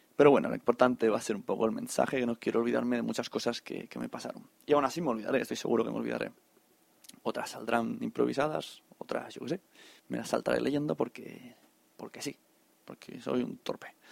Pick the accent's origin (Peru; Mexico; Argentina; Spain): Spain; Catalonia; Aquí, hay como buenos catalanes